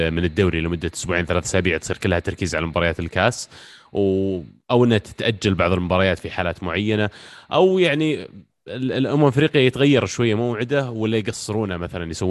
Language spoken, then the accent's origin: Arabic; Riyadh, Riyadh Province, Saudi Arabia; مو بحر من عندنا في الرياض